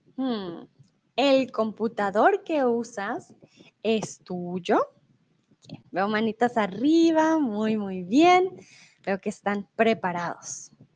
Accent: Colombia; now in Germany; soy de Colombia, comúnmente vivo en Alemania y eh, ahora estoy en México

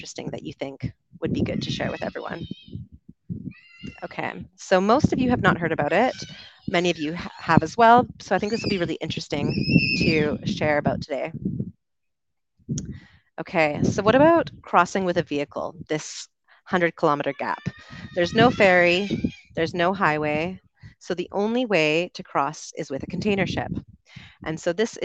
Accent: Canada; moved away as an adult; also born or lived in United Kingdom; I'm from Canada originally, spent about 8 years living in the UK

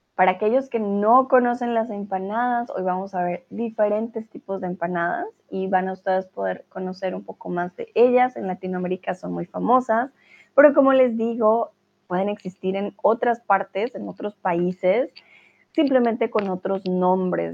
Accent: Colombia; now in Germany; soy de Colombia, vivo en Alemania

